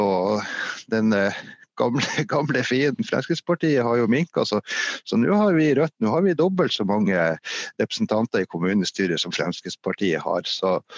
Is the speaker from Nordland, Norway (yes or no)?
yes; Meløy, Nordland, Norway; moved away as an adult; also born or lived in Finnmark; now in Hadsel, Norway; Jeg kommer fra en annen industri- og fiskerikommune som heter Meløy, som ligger noe lenger sør